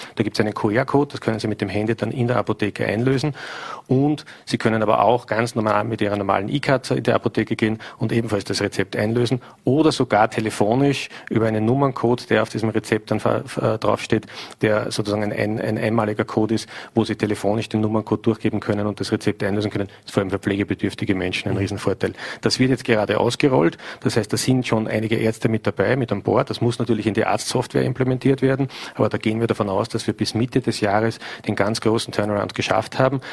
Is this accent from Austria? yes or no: yes; St. Pölten, Lower Austria, Austria; In meiner Heimatstadt St. Pölten